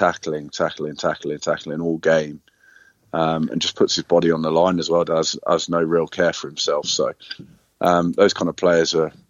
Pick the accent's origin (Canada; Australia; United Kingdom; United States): United Kingdom; Leicester, East Midlands; I'm from Leicester either, so it was really interesting.